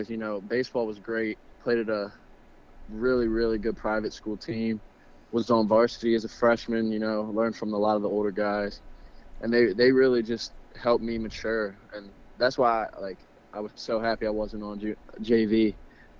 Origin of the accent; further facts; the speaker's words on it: Gaithersburg, Maryland, United States; I'm from Gaithersburg, Maryland.